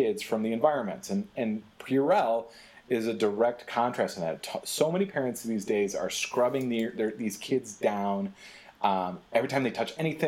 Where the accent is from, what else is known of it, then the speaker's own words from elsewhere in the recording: Michigan, United States; I grew up in Michigan